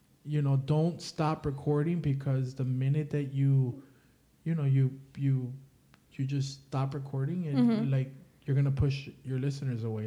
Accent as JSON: {"language": "English", "town": "Miami", "region": "Florida", "country": "United States", "said": "I'm a guy from Miami."}